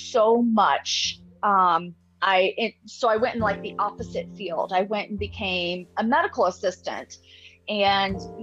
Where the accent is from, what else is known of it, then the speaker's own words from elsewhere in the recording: Florida, United States; also born or lived in Alabama; I was actually born in Alabama, but I was raised in Florida for the past, 40 years.